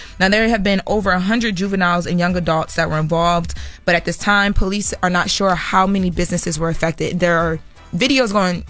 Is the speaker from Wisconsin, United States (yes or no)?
no; Delaware, United States; I didn't know any of this either, and I'm from Delaware. I've been back and forth between LA and Delaware over these last couple months a lot.